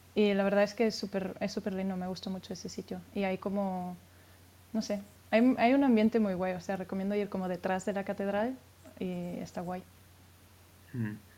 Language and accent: Spanish; Spain; now in Frankfurt, Germany; yo soy española